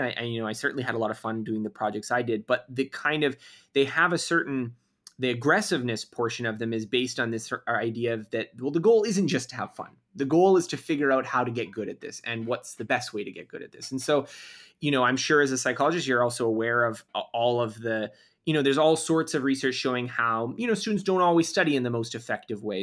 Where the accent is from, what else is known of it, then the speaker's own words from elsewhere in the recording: Canada; I'm Canadian, so we did do a little bit of French instruction in school